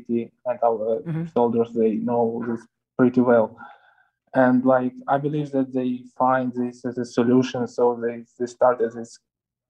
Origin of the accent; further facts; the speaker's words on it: Ukraine; also born or lived in Russia; I was born in Russia, but I grew up in Ukraine.